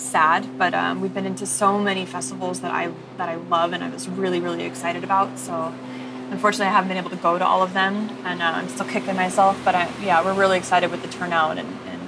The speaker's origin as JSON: {"language": "English", "area": "Bay Area", "region": "California", "country": "United States", "also_born_or_lived": "Arizona / New York", "moved": "as an adult", "lives_now": "Santa Monica, United States", "said": "I'm from the Bay Area originally"}